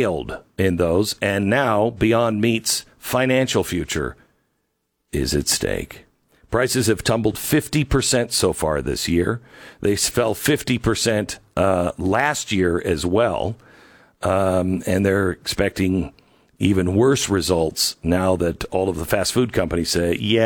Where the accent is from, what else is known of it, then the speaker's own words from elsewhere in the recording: Washington, United States; I'm from Washington